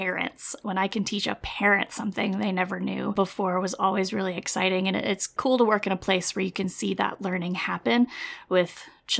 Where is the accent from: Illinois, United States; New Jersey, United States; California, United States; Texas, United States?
Texas, United States; Lubbock; I was born and raised in Lubbock, Texas. That's where we still live